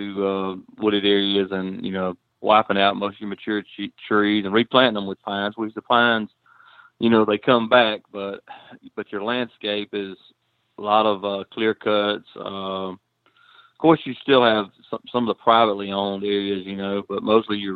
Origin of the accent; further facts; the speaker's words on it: Lower Alabama, United States; We're from Lower Alabama